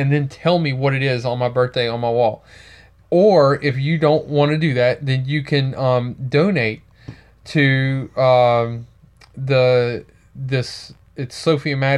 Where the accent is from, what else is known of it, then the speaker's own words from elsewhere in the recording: Louisiana, United States; I'm from Louisiana